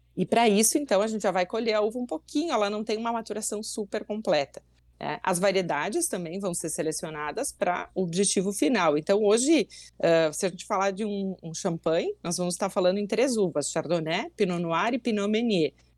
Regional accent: Bento Gonçalves, Rio Grande do Sul, Brazil; eu nasci e moro até hoje em Bento Gonçalves, no Serra Gaúcha

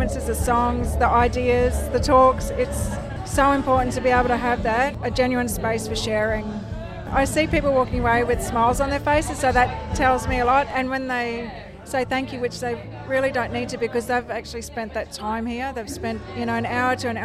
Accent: Minjerribah, North Stradbroke Island, Queensland, Australia; I'm from Minjiriba, North Stradbroke Island

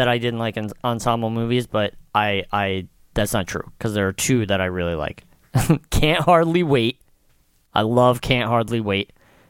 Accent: United States; I'm an American

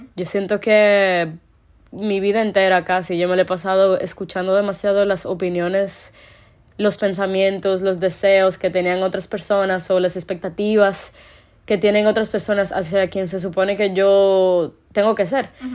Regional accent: Dominican Republic; ser una persona de República Dominicana

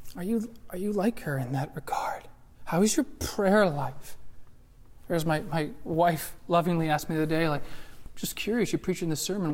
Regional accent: United States; as American Christians

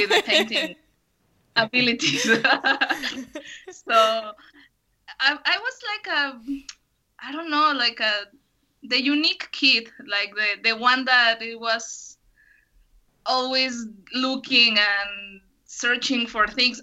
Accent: Guadalajara, Jalisco, Mexico; English is a second language; now in Jocotepec, Mexico; I'm from Guadalajara currently. We are living in Jocotepec, Jalisco

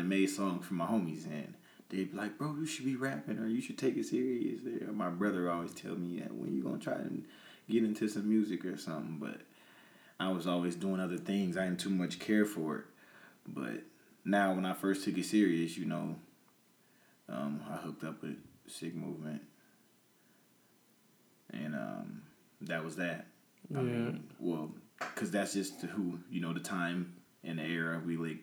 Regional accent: Peoria, Illinois, United States; also born or lived in Atlanta, Georgia; I say I'm from Peoria because that's what raised me

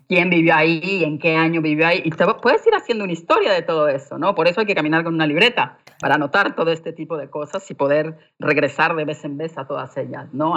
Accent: Mexico; moved away as an adult; also born or lived in London; como mujer mexicana

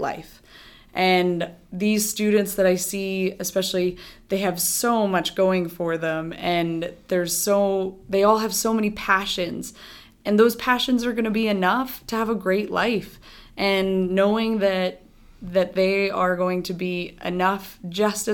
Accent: Edmonton, Alberta, Canada; now in Calgary, Canada; I'm so from Edmonton

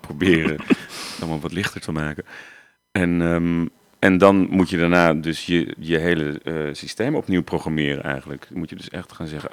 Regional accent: Waalwijk, North Brabant, Netherlands; also born or lived in Oirschot; Ik ben eigenlijk opgegroeid in Waalwijk. Dat is niet zo heel ver vandaan, dus Brabant ook

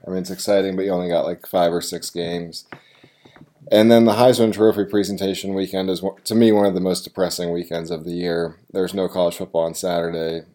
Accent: the North, United States; I am from the North.

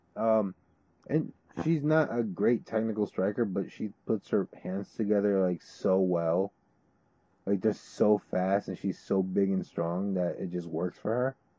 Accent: New Jersey, United States; my home state of New Jersey

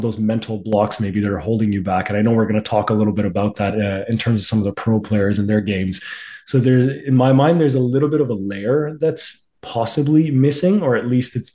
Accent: Pakistan; moved away; I'm originally from Pakistan

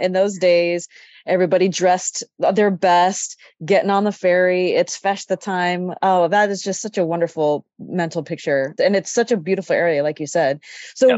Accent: Sacramento, California, United States; that I grew up in Sacramento

